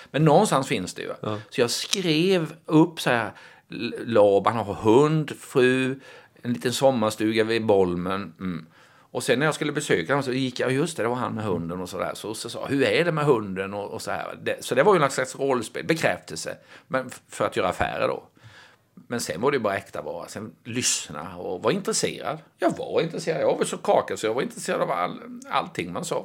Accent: Småland, Sweden; jag är ju smålänning, jag är ju djupt rotad i den småländska traditionen

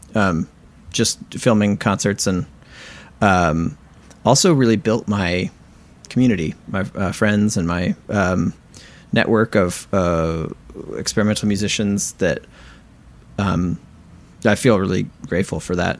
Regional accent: Southwest Michigan, United States; moved away as an adult; also born or lived in San Diego, California / Oberlin, Ohio; now in Brooklyn, New York, United States; I'm a percussionist based in Brooklyn, New York, and I grew up in Southwest Michigan

